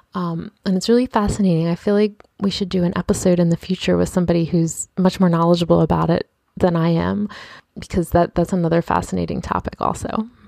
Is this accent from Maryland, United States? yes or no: yes; Baltimore, Maryland, United States; I'm from Baltimore.